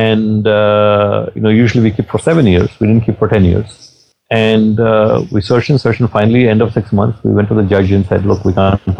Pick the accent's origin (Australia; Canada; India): India; moved away; I'm from India